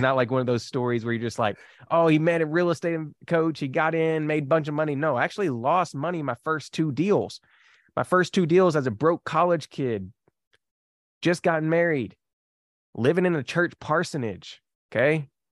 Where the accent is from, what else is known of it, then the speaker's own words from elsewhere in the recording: Kentucky, United States; I am from Kentucky